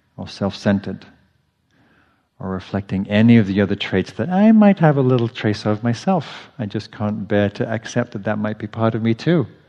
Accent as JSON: {"language": "English", "region": "England", "country": "United Kingdom", "tie": "born or raised there", "moved": "as an adult", "lives_now": "United States", "said": "growing up in England where there's nothing poisonous"}